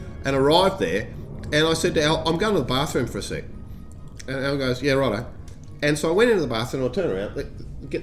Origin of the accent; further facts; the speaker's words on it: Australia; I'm from Australia.